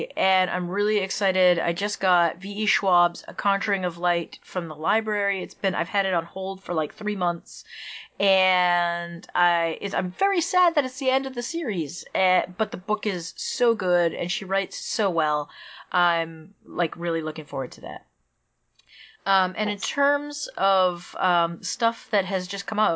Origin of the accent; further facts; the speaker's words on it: Maine, United States; moved away; I'm from Maine